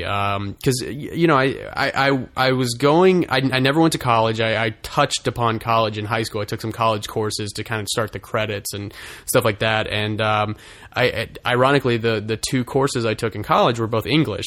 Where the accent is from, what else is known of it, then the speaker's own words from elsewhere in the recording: Russellville, Arkansas, United States; moved away as an adult; now in Los Angeles, United States; my hometown of Russellville, Arkansas